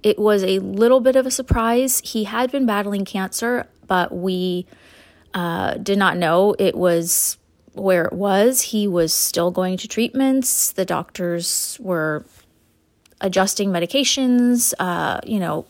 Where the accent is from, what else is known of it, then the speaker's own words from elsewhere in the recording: Huntington Beach, California, United States; now in San Francisco Bay Area, United States; I am originally a Southern California girl, born and raised in Huntington Beach.